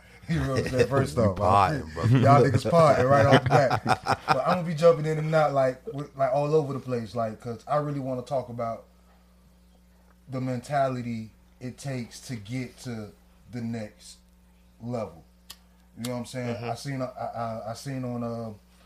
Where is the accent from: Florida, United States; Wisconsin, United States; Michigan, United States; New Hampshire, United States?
Florida, United States; Miami; me and Black being from Miami